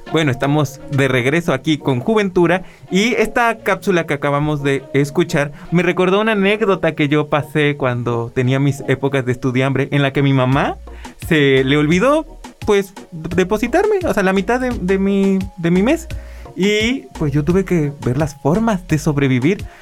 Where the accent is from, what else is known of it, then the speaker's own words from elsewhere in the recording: Tuxpan, Veracruz, Mexico; accent: norteño, chilango; now in Xalapa, Mexico; yo ya llevo 10 años viviendo aquí en Jalapa, yo soy de Tuxpan